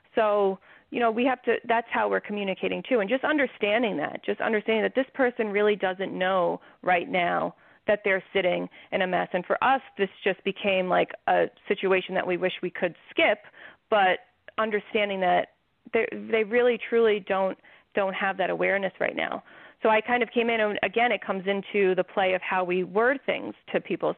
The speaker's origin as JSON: {"language": "English", "region": "New York", "country": "United States", "said": "I'm from New York"}